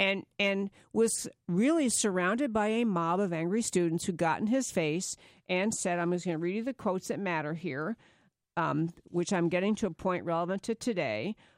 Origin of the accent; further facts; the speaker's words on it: New York, United States; I'm from New York.